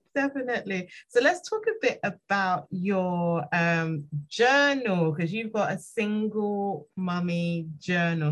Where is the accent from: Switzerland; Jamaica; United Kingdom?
United Kingdom; London; I'm from London